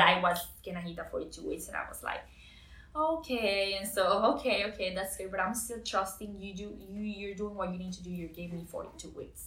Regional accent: Costa Rica; moved away as an adult; But I'm was born and raised in Costa Rica.

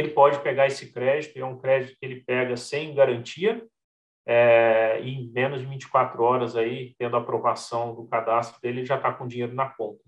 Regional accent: São Paulo, Brazil; also born or lived in Santo Antônio da Alegria, São Paulo; Eu nasci na capital, em São Paulo, né? Uhum. Minha família tinha família no interior de São Paulo. E aí meus pais resolveram simplesmente largar tudo em São Paulo, mudar lá para o interior, ali na cidade de Santo Antônio da Alegria.

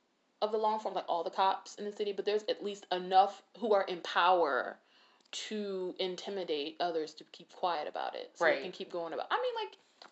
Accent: Detroit, Michigan, United States; born or raised there

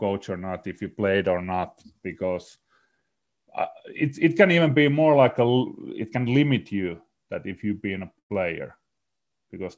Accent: Salo, Southwest Finland, Finland; I grew up in in Salo, Finland

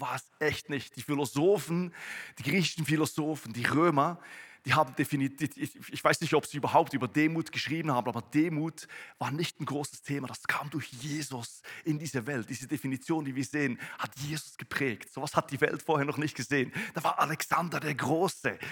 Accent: Switzerland; ich komme aus der Schweiz, komme aus einem Bauerndorf, da gibt es mehr Kühe als, als Menschen.

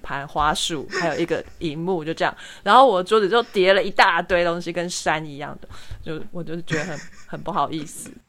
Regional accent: Taiwan; 我是台湾人

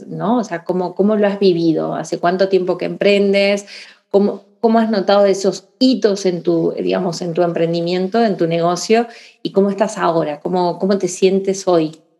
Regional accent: Argentina; moved away as an adult; now in Spain; llevo casi la mitad de años eh, aquí, en la tierra también que me adaptó y, y casi tantos como en Argentina

